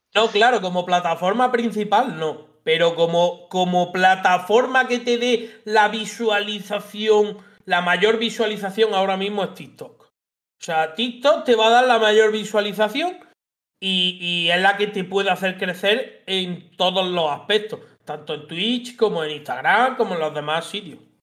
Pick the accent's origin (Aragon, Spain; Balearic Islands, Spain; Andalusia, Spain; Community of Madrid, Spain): Andalusia, Spain; Linares; tengo 33 años, soy de Linares y en la provincia de Jaén.